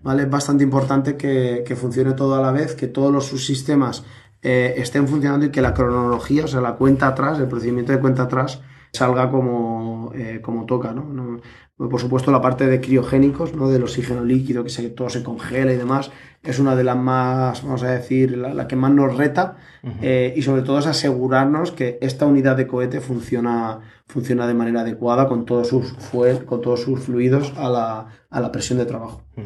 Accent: Elche, Valencian Community, Spain; los dos somos de Elche

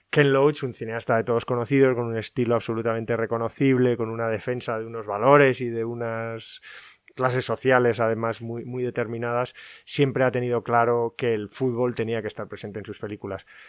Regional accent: Gijón, Asturias, Spain; yo que soy hijo de Gijones, además y que mi padre jugó en el Sporting

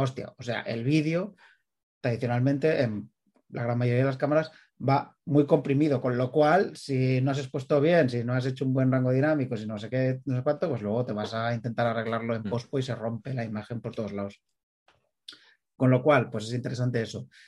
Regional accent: Premià de Mar, Catalonia, Spain; aquí de mi pueblo, de Premier de Mar

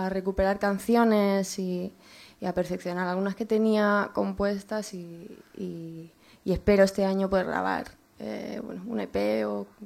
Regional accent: Toledo, Castilla-La Mancha, Spain; now in Madrid, Spain; De Toledo

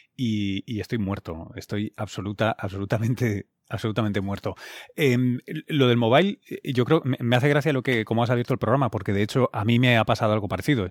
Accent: Barcelona, Catalonia, Spain; now in New York, United States; yo además soy originalmente catalán, soy de Barcelona

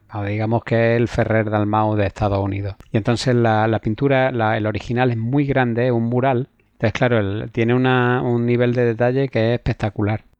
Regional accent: Cuevas de San Marcos, Andalusia, Spain; yo soy de Cueva de San Marcos, aunque es provincia de Málaga, pero es el último pueblo.

